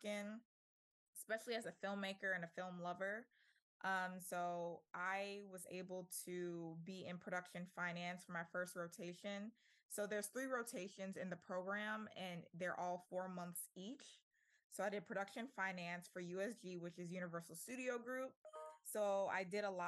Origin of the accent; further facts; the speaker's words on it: New Orleans, Louisiana, United States; moved away as an adult; also born or lived in Tuskegee, Alabama; now in Los Angeles, United States; I'm born and raised in New Orleans